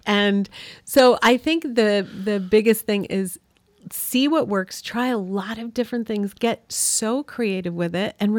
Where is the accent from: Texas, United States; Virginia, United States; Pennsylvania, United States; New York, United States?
New York, United States; where we grew up on Cayuga Lake in upstate New York, you know, we wanted them to understand how we grew up and to see our town